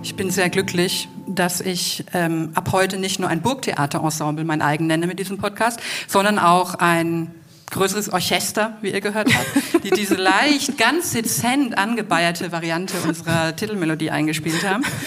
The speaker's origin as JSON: {"language": "German", "area": "Franconia", "region": "Bavaria", "country": "Germany", "accent": "Franconian", "said": "mein Fränkisch"}